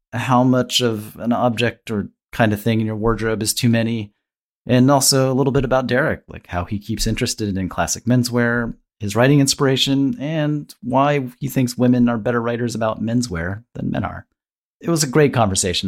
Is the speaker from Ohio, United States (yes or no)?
yes; Ohio, United States; I grew up in Ohio